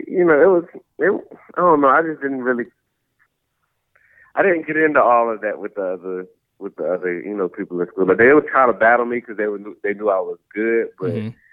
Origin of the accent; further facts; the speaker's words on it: Georgia, United States; also born or lived in Philadelphia, Pennsylvania / Atlanta, Georgia; I was born in South Philly. I moved to Georgia when I was 2